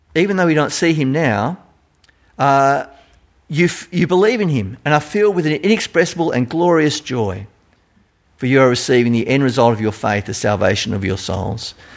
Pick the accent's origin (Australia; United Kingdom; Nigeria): Australia; accent: Australian; my Australian accent